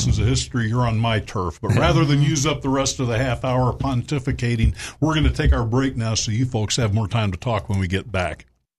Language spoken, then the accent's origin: English; Little Rock, Arkansas, United States; born or raised there